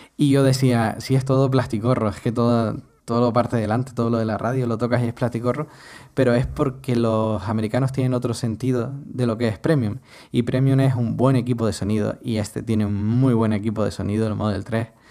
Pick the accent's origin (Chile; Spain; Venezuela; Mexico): Spain; Canary Islands; also born or lived in Madrid; Si somos canarios